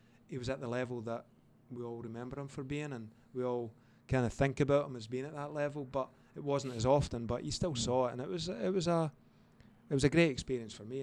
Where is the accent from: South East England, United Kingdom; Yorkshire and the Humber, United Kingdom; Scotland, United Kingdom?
Scotland, United Kingdom; moved away as an adult; also born or lived in Indiana, United States; I'm from Scotland